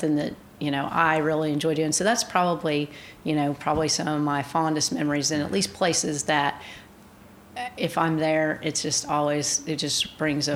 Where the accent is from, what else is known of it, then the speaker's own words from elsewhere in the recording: Coweta, Oklahoma, United States; growing up in Coweta on Main Street